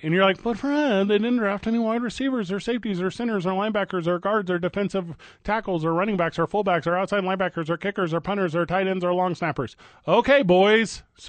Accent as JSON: {"language": "English", "town": "St. Louis", "region": "Missouri", "country": "United States", "tie": "born or raised there", "said": "St. Louis has a team, and for whatever reason, I can't quit my hometown."}